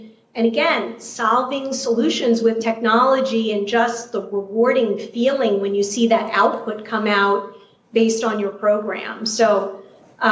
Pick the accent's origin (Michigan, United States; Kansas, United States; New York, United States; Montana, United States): New York, United States; New York City; accent: New York City; you definitely picked up my New York City accent. I grew up in Queens, New York